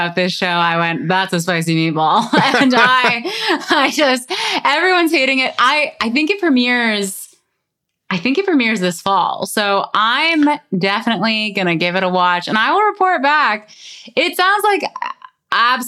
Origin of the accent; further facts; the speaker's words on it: Canada; growing up in Canada at the time of this scandal